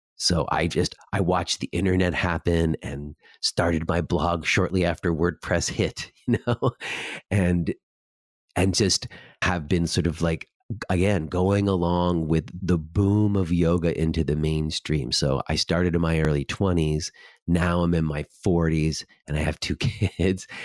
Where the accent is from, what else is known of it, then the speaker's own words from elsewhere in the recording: New York, United States; I was from New York